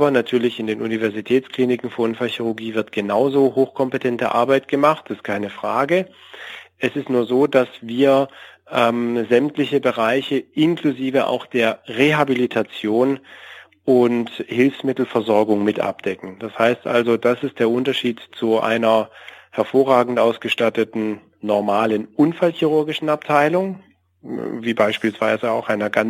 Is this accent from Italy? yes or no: no; Stuttgart, Baden-Württemberg, Germany; weil ja schon immer mein Wunsch auch im süddeutschen Raum als Stuttgarter erst recht so in der Nähe bleiben zu können